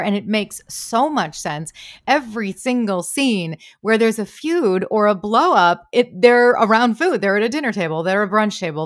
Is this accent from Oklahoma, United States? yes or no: no; Michigan, United States; I'm from, I'm from Michigan